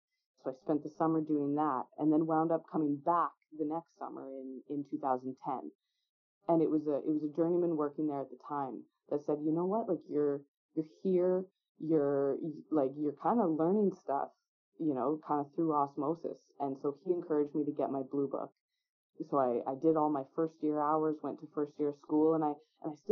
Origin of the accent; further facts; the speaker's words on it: Beaumont, Alberta, Canada; I grew up in Beaumont, just south of Edmonton.